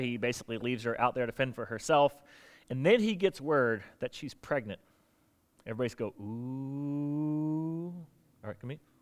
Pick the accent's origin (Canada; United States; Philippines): United States; South Florida; now in Virginia, United States; I grew up in South Florida